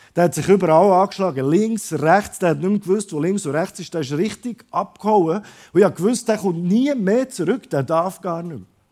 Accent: Croatia; moved away; ich komme aus Kroatien ursprünglich

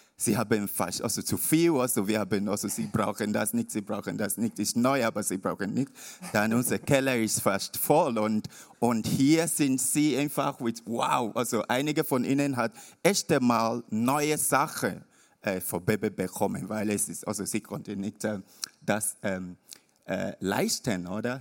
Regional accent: Nigeria; German is a second language; moved away; bin ich in Nigeria, also mein Heimatort

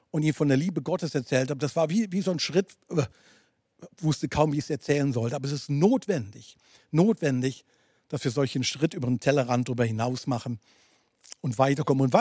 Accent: Basel, Switzerland; Ähm, du weißt, ich komme aus der Region Basel.

